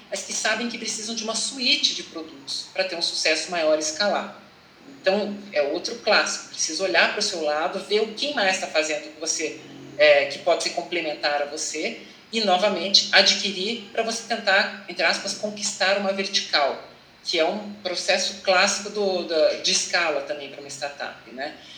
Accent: Curitiba, Paraná, Brazil; moved away as an adult; also born or lived in England / São Paulo; eu sou de Curitiba, me formei na Universidade Federal do Paraná

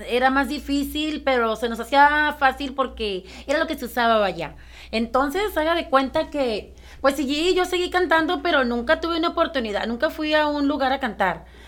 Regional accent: Ciudad Obregón, Sonora, Mexico; yo soy de Ciudad Obregón, Sonora

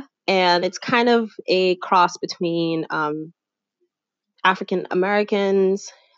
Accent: Haiti; I'm originally from Haiti

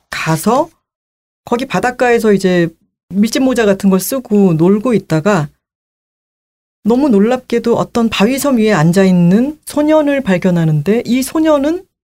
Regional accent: Busan, South Korea; moved away; 이거 내 고향이네

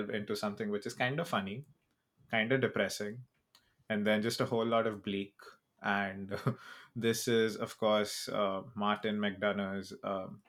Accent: India; I'm Indian

